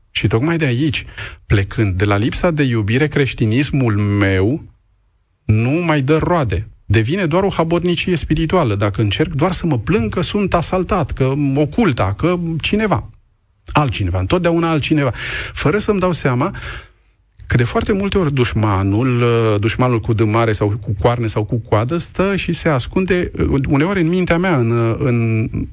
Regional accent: Romania; also born or lived in Moldova region near Roman (ancestral roots); nu sunt ungur, sunt român

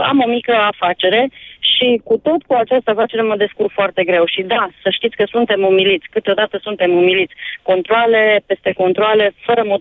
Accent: Romania; ne-am născut în România, hai să rămânem români

